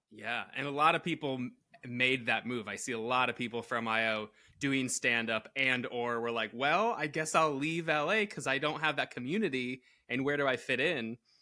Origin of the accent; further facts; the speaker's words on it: Connecticut, United States; also born or lived in Florida; now in Los Angeles, United States; Connecticut originally